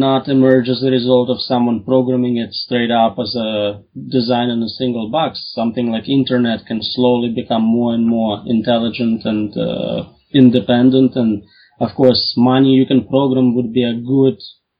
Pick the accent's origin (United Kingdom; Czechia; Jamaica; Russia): Russia; Russian here